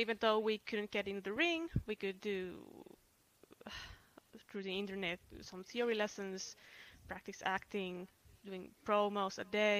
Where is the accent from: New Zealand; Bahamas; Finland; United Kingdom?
Finland; we're lucha wrestlers from Finland